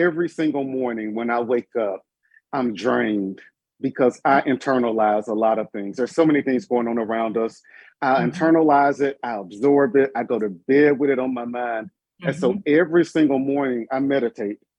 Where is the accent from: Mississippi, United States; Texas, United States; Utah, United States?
Mississippi, United States; Yazoo City; moved away as an adult; also born or lived in Jackson, Mississippi; I was born and raised in the Mississippi Delta in a very small town named Yazoo City, Mississippi